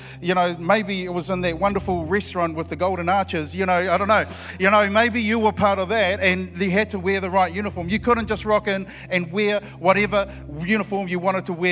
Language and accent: English; Christchurch, Canterbury, New Zealand; I'm from Christchurch